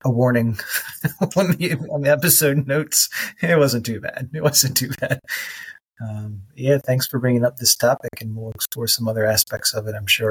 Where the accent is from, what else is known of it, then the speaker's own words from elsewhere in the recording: United States; as an American